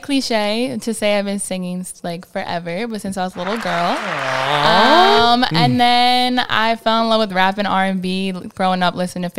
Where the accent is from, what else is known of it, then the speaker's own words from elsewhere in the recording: New Jersey, United States; I'm a Jersey girl.